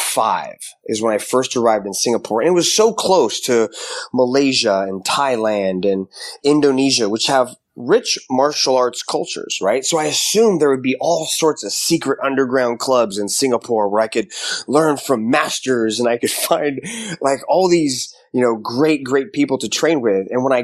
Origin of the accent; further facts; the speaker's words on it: Seattle, Washington, United States; Seattle, Washington, pretty much.